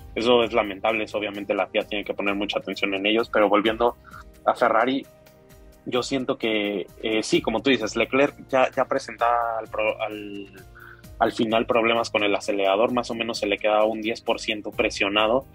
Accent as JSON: {"language": "Spanish", "country": "Mexico", "said": "a nosotros como mexicanos"}